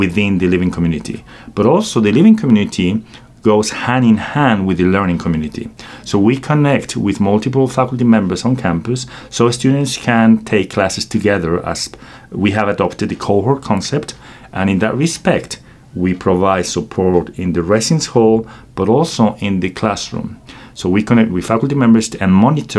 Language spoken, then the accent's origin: English; Querétaro, Mexico; moved away as an adult; now in United States; I was born and raised in Mexico, in a place called Querétaro, Central Mexico, and I came to the United States in 2006